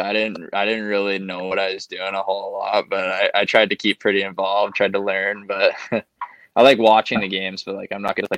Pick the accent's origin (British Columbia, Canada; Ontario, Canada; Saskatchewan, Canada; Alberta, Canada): Alberta, Canada; St. Albert; moved away as an adult; now in Vancouver, Canada; I'm from St. Albert, Alberta, just outside of Edmonton.